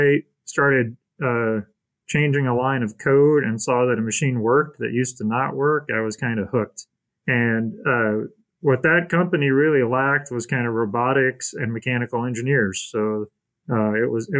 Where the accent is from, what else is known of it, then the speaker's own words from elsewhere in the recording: Elkhart, Indiana, United States; I grew up mostly in Elkhart, Indiana.